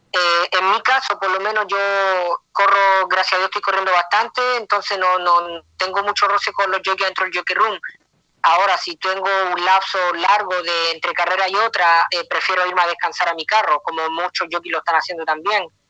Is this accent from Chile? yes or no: yes; Chile; moved away as an adult; now in United States; es difícil estar lejos de mi tierra